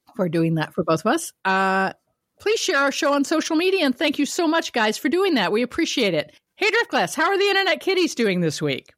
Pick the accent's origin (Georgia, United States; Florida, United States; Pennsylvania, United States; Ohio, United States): Ohio, United States; Kent; moved away; also born or lived in Ravenna, Ohio; I was born in Ohio, everybody, in Ravenna, raised in Kent.